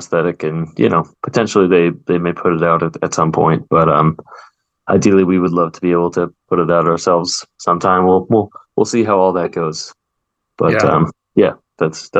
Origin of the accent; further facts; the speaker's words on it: American West, Colorado, United States; the region where we're from, being the American West